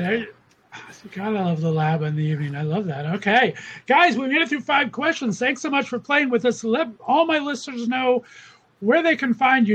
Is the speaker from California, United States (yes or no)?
yes; Los Angeles, California, United States; moved away as an adult; now in Northeast Ohio, United States; I'm from Los Angeles. So okay. I was born and raised there for 29 years before I've been banished to Northeast Ohio for the past 20